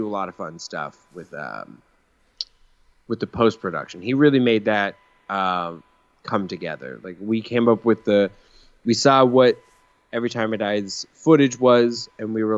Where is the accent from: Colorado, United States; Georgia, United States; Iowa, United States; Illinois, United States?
Colorado, United States; moved away; when I was in high school, I was in Colorado